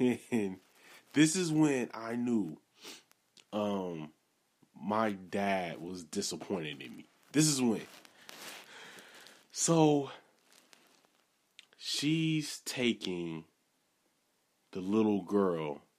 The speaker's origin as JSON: {"language": "English", "town": "Milwaukee", "region": "Wisconsin", "country": "United States", "said": "I'm originally from Milwaukee."}